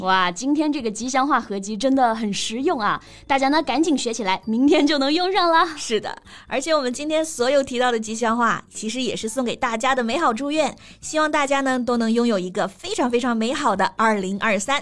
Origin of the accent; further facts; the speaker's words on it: China; 我们中国人